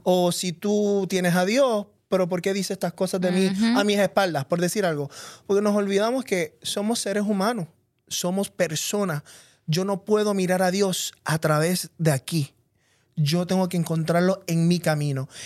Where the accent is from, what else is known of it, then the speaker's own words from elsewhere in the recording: Puerto Rico; yo me crié en Puerto Rico, donde todos somos puertorriqueños